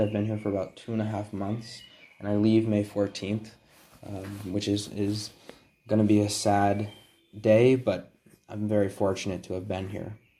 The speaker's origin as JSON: {"language": "English", "region": "Connecticut", "country": "United States", "also_born_or_lived": "Boston, Massachusetts", "moved": "as an adult", "lives_now": "Padua, Italy", "said": "I'm originally from Connecticut, but I live in Boston"}